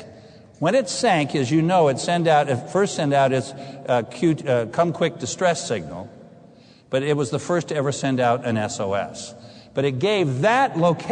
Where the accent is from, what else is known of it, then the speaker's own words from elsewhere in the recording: San Diego, California, United States; moved away; grew up in San Diego